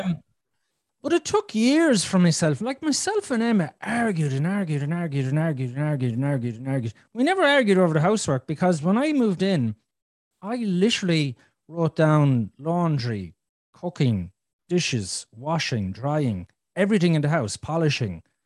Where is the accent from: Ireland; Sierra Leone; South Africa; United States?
Ireland; I'm Irish